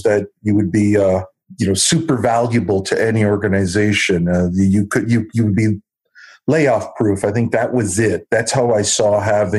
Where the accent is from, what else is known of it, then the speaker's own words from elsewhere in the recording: Southern California, United States; I was born and raised in Southern California.